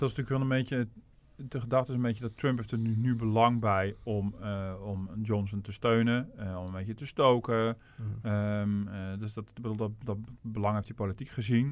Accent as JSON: {"language": "Dutch", "country": "Netherlands", "said": "als Nederlander"}